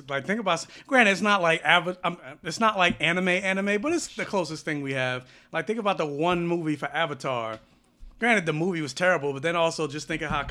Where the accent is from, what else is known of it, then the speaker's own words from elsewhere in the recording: New Jersey, United States; I'm from New Jersey.